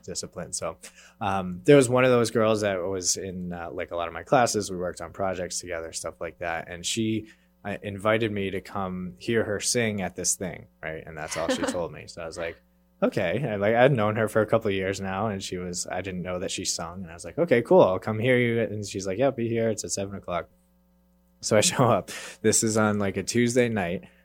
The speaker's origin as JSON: {"language": "English", "town": "Worcester", "region": "Massachusetts", "country": "United States", "tie": "born or raised there", "said": "I grew up in Worcester, actually, so not quite in the Boston area, but, uh, local enough, and I grew up there"}